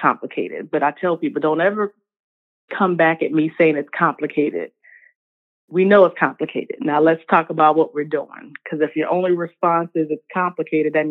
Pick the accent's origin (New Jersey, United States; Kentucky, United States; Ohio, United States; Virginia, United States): Virginia, United States; Richmond; also born or lived in North Carolina; I am born and raised in Richmond, Virginia, the second capital of the Confederacy.